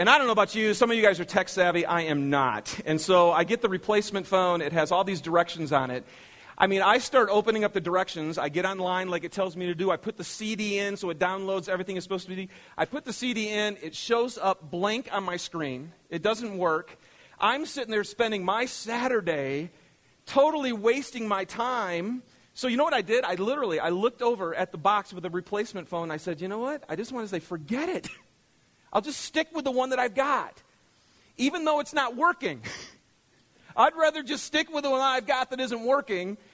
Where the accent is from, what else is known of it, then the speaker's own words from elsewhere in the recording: Michigan, United States; moved away; I'm from Michigan